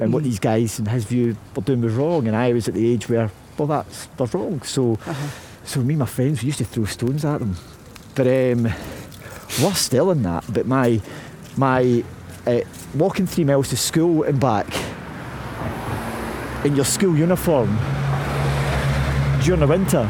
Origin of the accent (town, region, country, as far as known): Glasgow, Scotland, United Kingdom; born or raised there